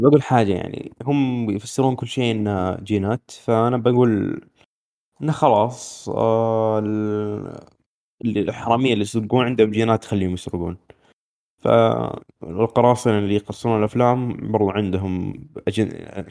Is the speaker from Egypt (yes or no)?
no; Saudi Arabia; عندنا في السعوديه